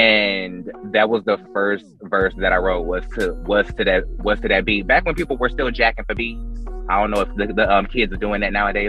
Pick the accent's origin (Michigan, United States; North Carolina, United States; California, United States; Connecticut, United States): North Carolina, United States; Fayetteville; moved away; Because I'm from Fayetteville.